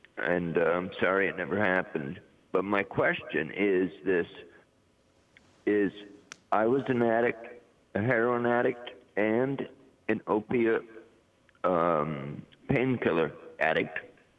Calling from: Bridgeport, Connecticut, United States; I'm calling from Connecticut, Bridgeport, Connecticut.

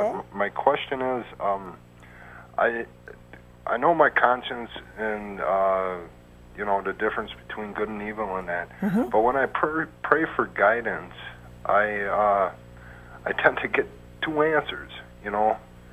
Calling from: Wisconsin, United States

